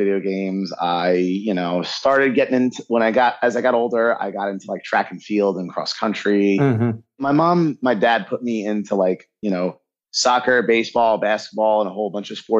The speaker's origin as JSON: {"language": "English", "town": "Massapequa", "region": "New York", "country": "United States", "tie": "born or raised there", "also_born_or_lived": "Connecticut", "moved": "as an adult", "lives_now": "West Palm Beach, United States", "said": "I'm originally from Long Island, New York, the South Shore specifically, Massapequa."}